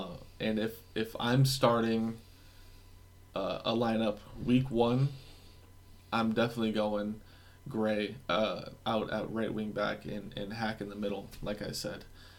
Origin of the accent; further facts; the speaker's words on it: United States; But I'm just an American dude.